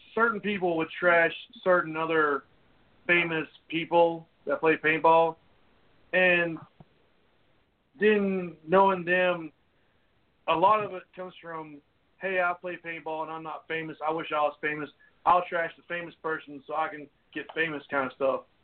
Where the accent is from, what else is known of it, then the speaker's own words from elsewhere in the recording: North Carolina, United States; we're all from North Carolina, except for one of us